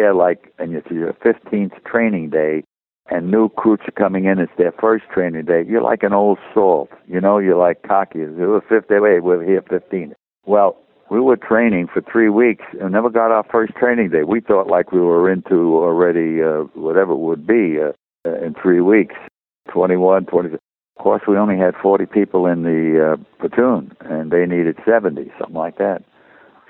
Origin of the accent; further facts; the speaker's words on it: Lodi, New Jersey, United States; moved away; also born or lived in Los Angeles / Las Vegas; I didn't have it as easy as a youngster growing up in Lodi, New Jersey